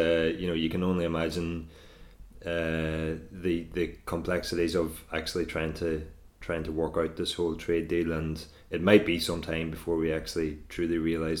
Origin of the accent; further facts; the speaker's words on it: Ireland; now in Northern Ireland, United Kingdom; So I live in Northern Ireland. I'm from the Republic of Ireland originally. And both, you know, where I grew up and where I live now are both within a stone throw of the Irish, Northern Irish border